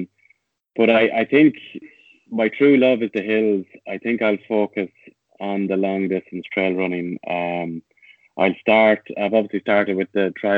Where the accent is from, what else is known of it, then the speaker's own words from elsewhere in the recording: Tullamore, County Offaly, Ireland; moved away; also born or lived in Rathfarnham; I'm from Tullamore, so I've always had that affection for my hometown club